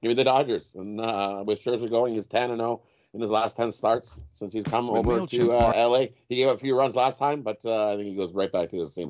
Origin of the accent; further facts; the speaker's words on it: Edmonton, Alberta, Canada; I was raised in Edmonton.